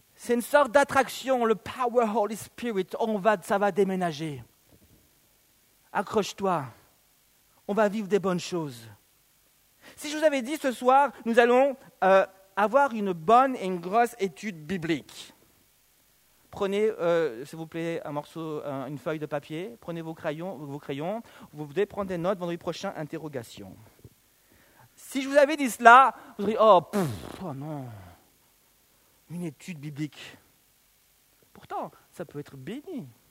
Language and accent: French; Belgium; also born or lived in New York, United States / Canton of Vaud, Switzerland; now in Vaud, Switzerland; je suis né à New York, mais j'ai vécu en Belgique, vous voyez. Bah, donc, d'identité belge, nationalité belge